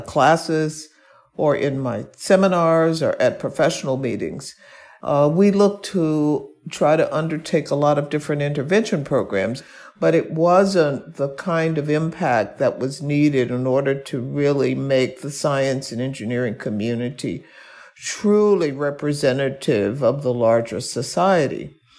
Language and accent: English; Birmingham, Alabama, United States; I was born and raised in Birmingham, Alabama.